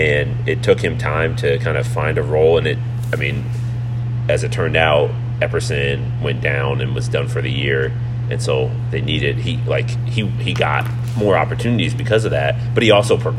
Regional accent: Terre Haute, Indiana, United States; also born or lived in West Lafayette, Indiana; I grew up in Terre Haute, Indiana

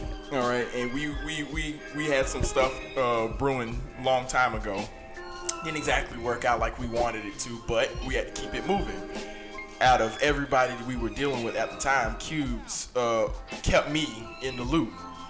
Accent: Atlanta, Georgia, United States; I'm born and raised in Atlanta, by way of East Point, South Fulton, Cleveland Avenue.

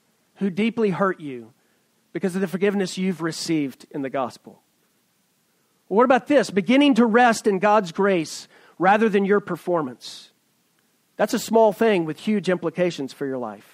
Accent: East Tennessee, United States; moved away as an adult; now in Silicon Valley, United States; I'm a redneck from East Tennessee

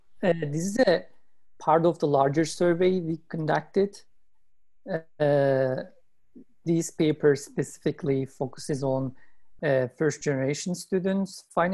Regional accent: Turkey; moved away as an adult; now in United States; I grew up in Turkey and I came to United States

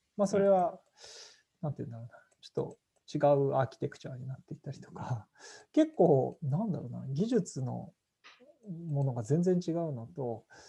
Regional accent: Yonago, Tottori, Japan; moved away as an adult; now in Tokyo, Japan; 生まれ育ちは山の影山陰鳥取県米子市出身でして

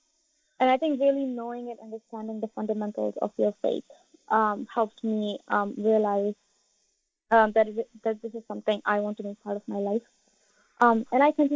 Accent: United States; I am from the United States

